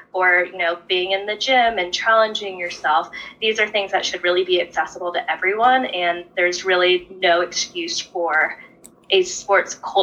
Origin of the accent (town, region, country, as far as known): Northern Virginia, United States; born or raised there